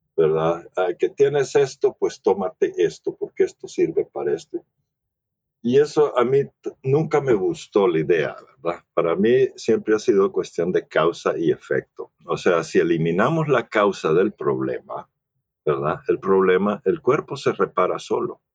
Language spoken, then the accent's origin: Spanish; El Salvador; moved away as an adult; now in United States; crecí en El Salvador. Ah, soy ah, norteamericano o, gabacho o gringo, como le quieras llamar, ¿verdad? Pero, pero mi mamá era salvadoreña, entonces eh, crecí en El Salvador